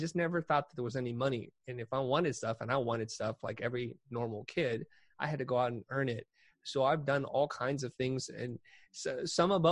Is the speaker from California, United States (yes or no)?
yes; San Jose, California, United States; also born or lived in Saigon, Vietnam / Kansas City, Missouri; We wound up in Kansas City, Missouri, before finally settling in San Jose, California